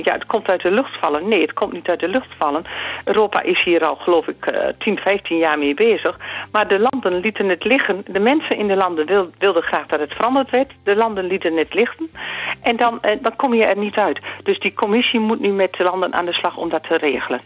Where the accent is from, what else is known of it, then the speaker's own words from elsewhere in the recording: Zeeland, Netherlands; bij ons in Zeeland